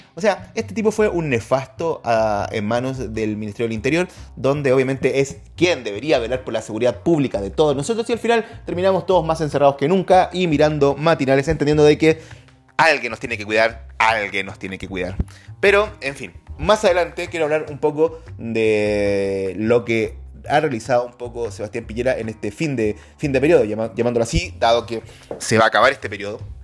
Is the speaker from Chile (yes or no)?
yes; Chile; nos avergüenzan como chilenos